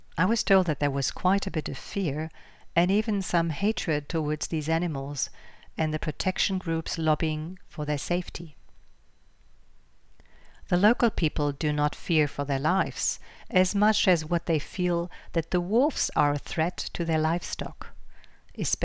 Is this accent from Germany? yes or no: yes; Germany; right here in my home country, Germany